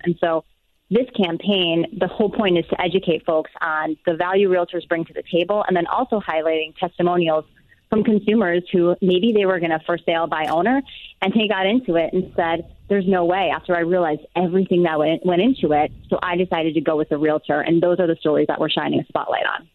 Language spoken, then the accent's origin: English; Wisconsin, United States; now in Eagan, United States; I am originally from Wisconsin